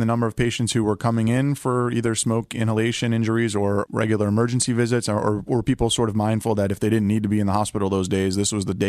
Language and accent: English; New Jersey, United States; and I'm from New Jersey, Philadelphia area.